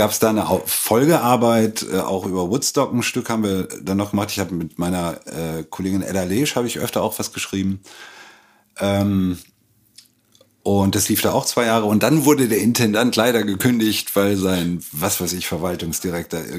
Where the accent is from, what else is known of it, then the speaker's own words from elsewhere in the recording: Lingen, Lower Saxony, Germany; Ganz nah der holländischen Grenze aus dem Emsland, aus hm? Lingen-Ems.